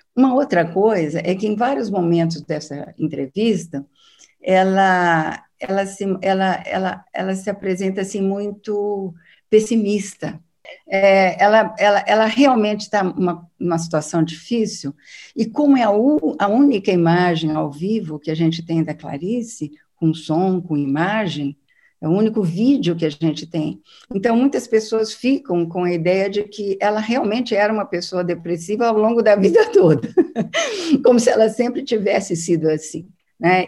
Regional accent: São Paulo, Brazil; de São Paulo, da minha terra

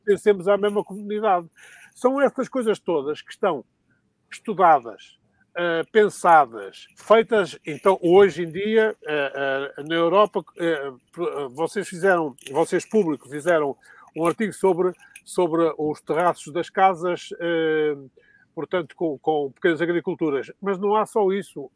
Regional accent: Sedefeita, Minho, Portugal; now in Lisbon, Portugal; sou um, um lisboeta adotivo, eu sou de Sedefeita, foi onde nasci, foi em Sedefeita, aí no Mainho

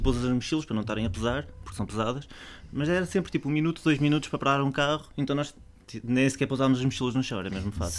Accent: Portugal; eu sou português

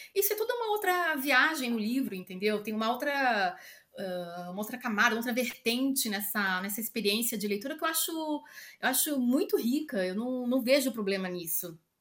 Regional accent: São Paulo, Brazil; now in Lisbon, Portugal; eu sou de São Paulo

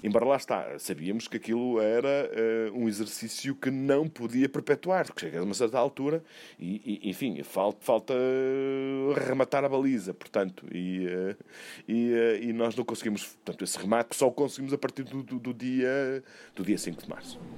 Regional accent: Douro, Portugal; tenho 54 anos, nasci no Douro

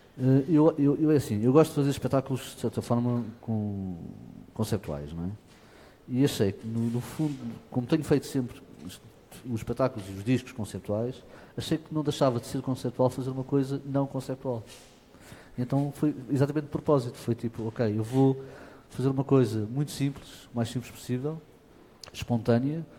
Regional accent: near Lisbon, Portugal; nasci em Portugal e, portanto, nasci perto de Lisboa, venho de uma família ligada ao fado

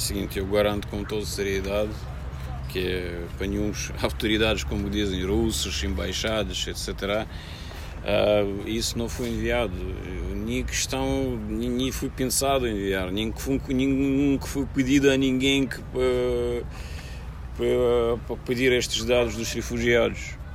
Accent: Russia; Portuguese is a second language; moved away as an adult; now in Portugal; eu sou russo, sim, eu sou russo

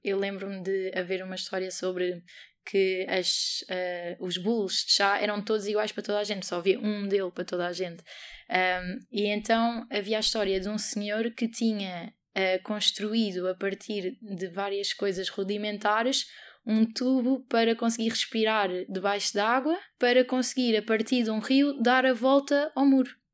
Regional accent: Portugal; nasci em Portugal

